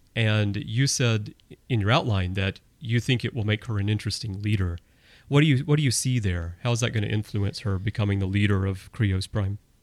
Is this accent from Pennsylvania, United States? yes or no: no; Alabama, United States; moved away; I'm originally from Alabama